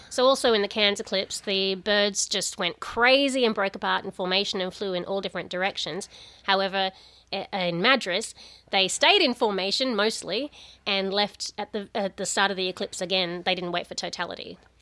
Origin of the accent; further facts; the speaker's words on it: Australia; coming to the U S for the very first time as an Australian